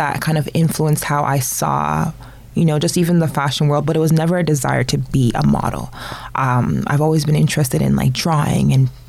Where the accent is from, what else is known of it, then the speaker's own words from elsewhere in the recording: Toronto, Ontario, Canada; also born or lived in North York, Toronto; I was born in North York, Toronto.